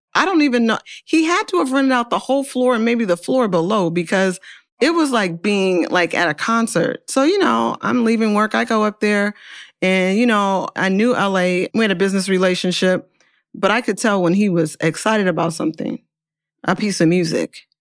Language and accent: English; Oakland, California, United States; I'm from Oakland